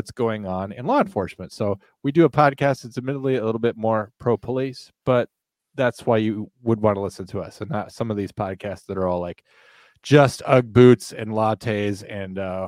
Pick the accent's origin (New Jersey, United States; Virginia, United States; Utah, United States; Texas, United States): Virginia, United States; my home state of Virginia